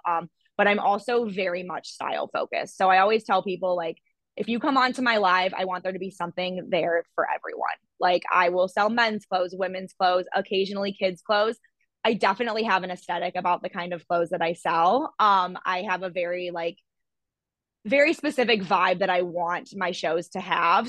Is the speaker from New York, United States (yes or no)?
no; Toledo, Ohio, United States; also born or lived in Columbus, Ohio; I'm from Ohio. I was born in Toledo and I moved to Columbus where I went to Ohio State for my undergraduate degree